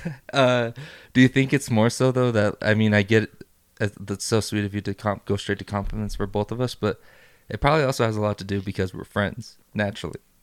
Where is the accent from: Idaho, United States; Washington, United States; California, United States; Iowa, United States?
Idaho, United States; also born or lived in Juarez, Mexico; I'm freaking born and raised in Idaho, except for the couple years that we went back to Juarez.